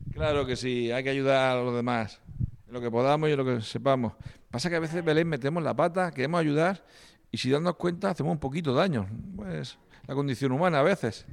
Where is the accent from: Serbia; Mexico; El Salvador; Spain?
Spain; Las Torres de Cotillas, Region of Murcia; also born or lived in Vilanova de Sau, Barcelona; Los tres somos de, las torres de cotillas